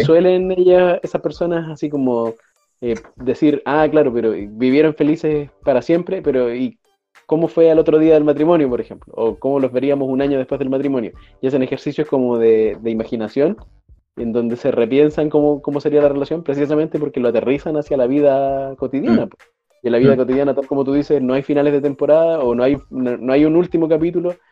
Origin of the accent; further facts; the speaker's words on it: Chile; yo era adolescente y mis primos venían desde Santiago, acá a mi tierra